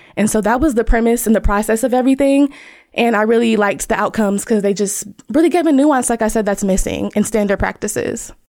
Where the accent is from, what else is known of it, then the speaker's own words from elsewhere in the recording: Dayton, Ohio, United States; I am from Dayton, Ohio